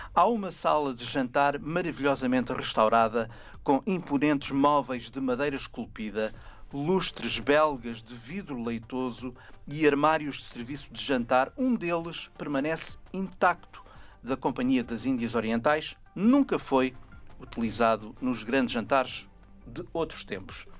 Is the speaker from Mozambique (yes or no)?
no; Portugal; nós, sendo portugueses